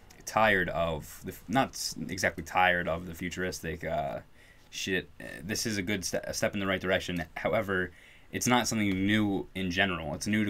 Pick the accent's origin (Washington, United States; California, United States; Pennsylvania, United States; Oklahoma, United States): Pennsylvania, United States; Philadelphia; And we're from the Philly area